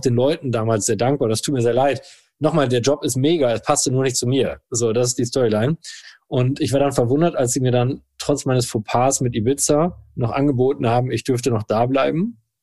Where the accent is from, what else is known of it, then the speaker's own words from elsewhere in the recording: Rosendahl, North Rhine-Westphalia, Germany; der Ort heißt rosendahl holdweg Das ist ein 3500 Seelenort ähm, mit tollen Menschen. Und dort bin ich als glückliches Kind auf dem Spielplatz, in dem Garten und auf dem Fußballplatz groß geworden